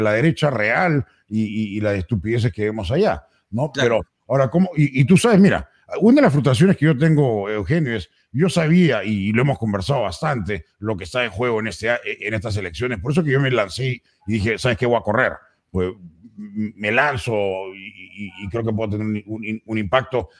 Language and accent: Spanish; Peru; now in United States; Yo sí fui al Marca, uno de los mejores colegios del Perú